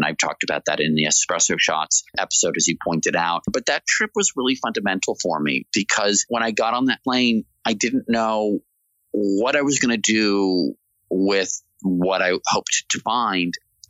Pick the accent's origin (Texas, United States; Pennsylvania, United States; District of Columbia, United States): District of Columbia, United States; Washington; I grew up in Washington, D.C.